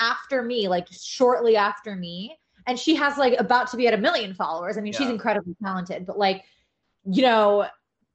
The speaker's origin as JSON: {"language": "English", "town": "New York City", "region": "New York", "country": "United States", "moved": "as an adult", "lives_now": "Los Angeles, United States", "said": "I'm from New York"}